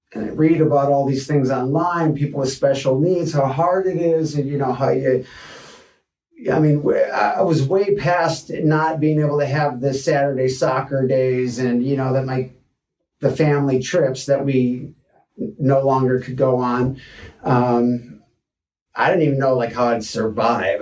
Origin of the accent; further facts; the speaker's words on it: Detroit, Michigan, United States; moved away as an adult; also born or lived in Boulder, Colorado; now in Santa Barbara, United States; I was born in Detroit, Michigan 44 years ago